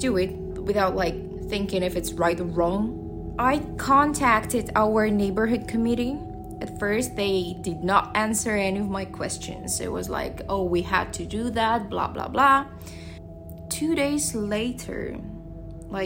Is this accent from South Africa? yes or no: no; Russia; now in Shanghai, China; I'm from Russia. I moved to China 8 years ago.